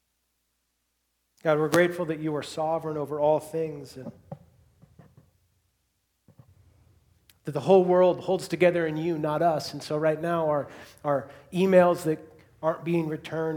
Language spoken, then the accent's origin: English; Seattle, Washington, United States; now in Bellingham, United States; I grew up in Seattle, came to Western, graduated, got a degree in graphic design, and then moved back to Seattle